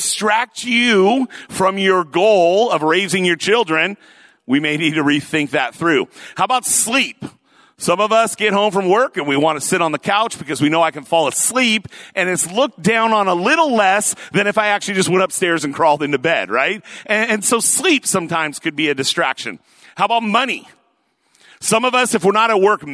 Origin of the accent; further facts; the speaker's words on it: Lakewood, Washington, United States; I was born and raised up there in Oak Brook, Lakewood area, that sort of thing. Went away for college, but came back here